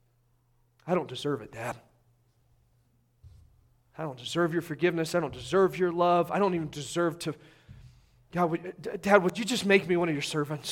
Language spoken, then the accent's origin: English; Indiana, United States; I'm from Indiana.